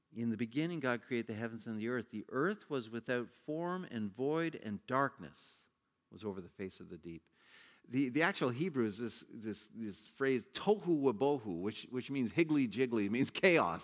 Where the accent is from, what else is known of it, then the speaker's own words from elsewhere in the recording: Ontario, Canada; I grew up in Ontario as a kid.